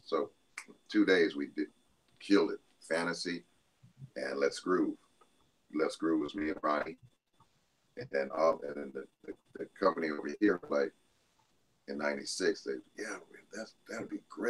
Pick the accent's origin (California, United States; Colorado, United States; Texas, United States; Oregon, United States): Colorado, United States; Denver; our other buddy that Philip and I grew up with in Denver.